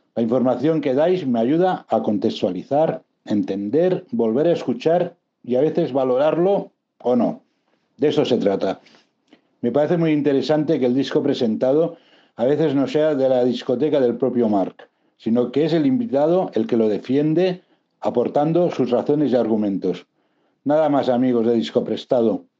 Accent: Barcelona, Catalonia, Spain; nací y vivo en Barcelona.

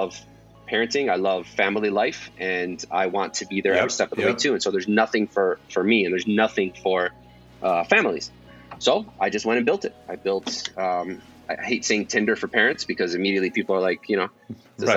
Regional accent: Detroit, Michigan, United States; moved away as an adult; now in Los Angeles, United States; I'm actually from Detroit

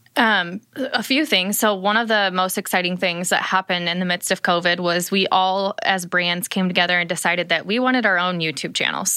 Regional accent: Ohio, United States; moved away; I grew up in Ohio

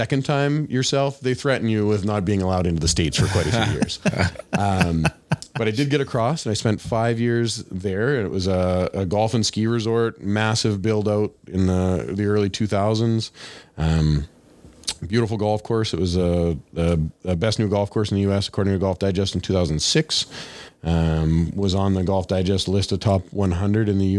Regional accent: Swan River, Manitoba, Canada; I grew up in Swan River

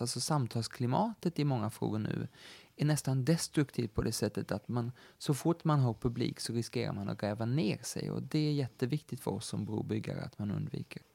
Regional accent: Sweden

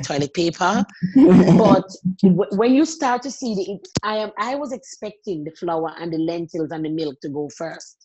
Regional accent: Jamaica; moved away as an adult; also born or lived in Sydney, Australia; now in Australia; Growing up in Jamaica

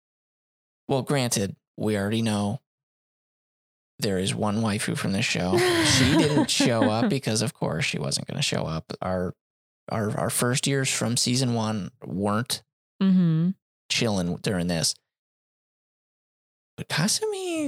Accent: Illinois, United States; we're from Illinois

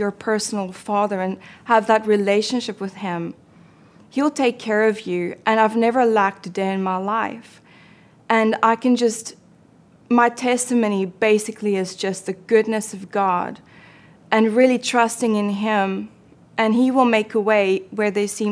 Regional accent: South Africa; I was born and raised in South Africa

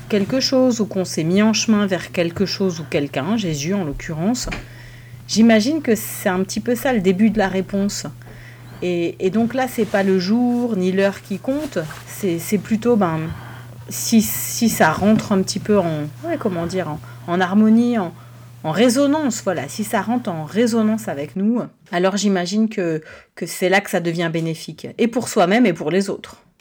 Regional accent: Strasbourg, Grand Est, France; now in Zurich, Switzerland; Je viens de la paroisse du Bouclier, la paroisse fondée par Calvin à Strasbourg

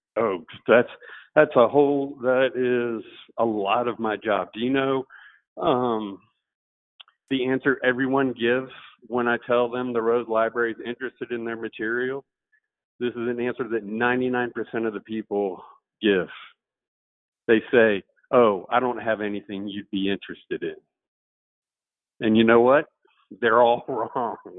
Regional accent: Atlanta, Georgia, United States; I grew up here in Atlanta

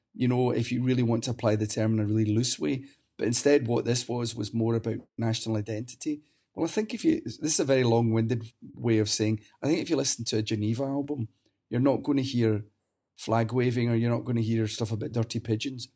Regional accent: Glasgow, Scotland, United Kingdom; moved away as an adult; now in Sweden; my hometown of Glasgow

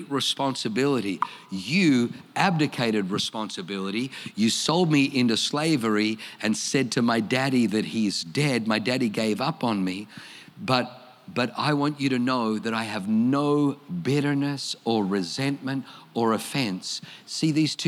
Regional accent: Australia; accent: Australian; also born or lived in Germany; I speak with an Australian accent

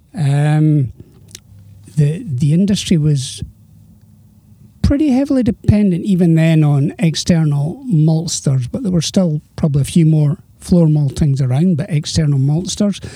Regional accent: Edinburgh, Scotland, United Kingdom; also born or lived in Girvan; I was born and brought up in Edinburgh.

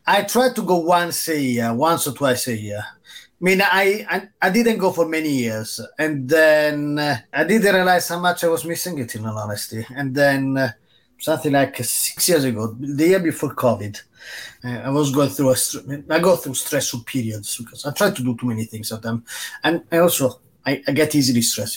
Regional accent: Rome, Lazio, Italy; now in England, United Kingdom; I grew up in Rome

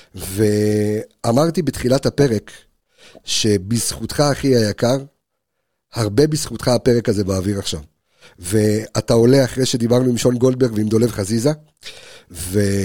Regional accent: Jerusalem, Jerusalem District, Israel; בתור ילד חרדי שגדל בירושלים

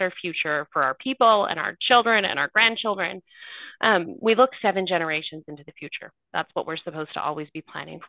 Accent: Curve Lake First Nation, Ontario, Canada; We've got about 2,000 members, give or take, but not all of our members live in our community

